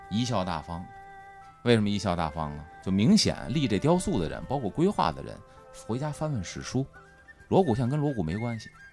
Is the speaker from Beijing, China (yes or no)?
yes; Beijing, China; 我从小在北京土生土长